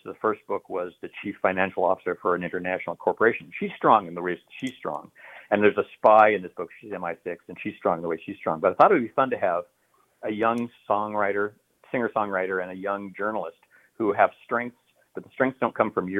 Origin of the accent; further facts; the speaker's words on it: United States; also born or lived in Idaho / Oregon; I'm an American. I'm from, you know, Idaho and Oregon